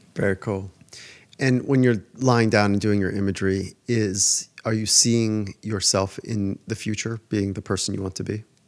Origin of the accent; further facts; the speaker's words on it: Southern California, United States; I would skate as a young kid growing up in Southern California